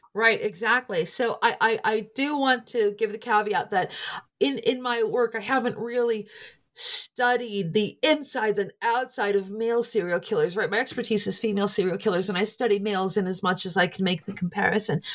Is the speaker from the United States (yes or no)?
yes; Scranton, Pennsylvania, United States; I'm from Scranton, Pennsylvania. My family and friends are largely there